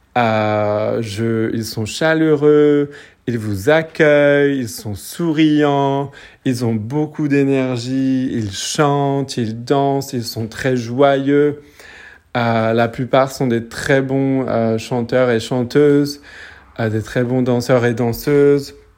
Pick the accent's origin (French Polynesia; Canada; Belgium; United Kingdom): French Polynesia; je suis de Tahiti